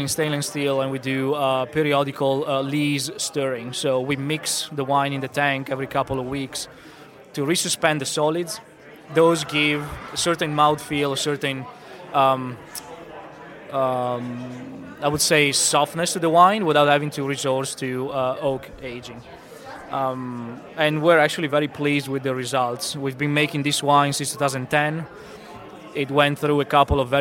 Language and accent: English; near Venice, Veneto, Italy; moved away as an adult; now in Virginia, United States; I'm from Northern Italy, from near Venice. I've moved to Virginia in 2008